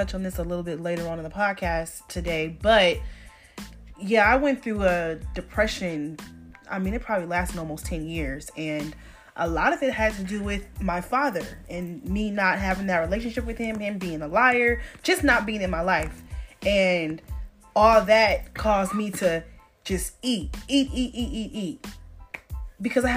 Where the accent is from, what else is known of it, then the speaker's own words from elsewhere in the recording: Rochester, New York, United States; moved away; I was born in Rochester, New York.